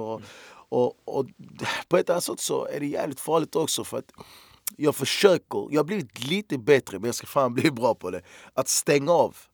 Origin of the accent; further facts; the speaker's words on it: Malmö, Skåne, Sweden; jag är fan jävligt lycklig och stolt att jag är från Malmö